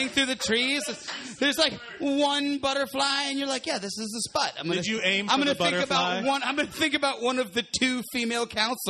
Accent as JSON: {"language": "English", "region": "Georgia", "country": "United States", "said": "Well, I'm from Georgia"}